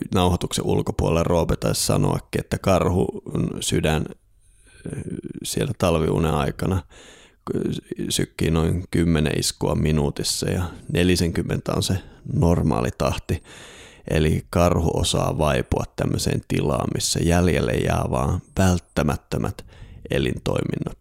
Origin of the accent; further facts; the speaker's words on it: Lapland, Finland; Itse olen kotoisin sieltä, missä aurinko ei talvipäivän seisauksena edes nouse.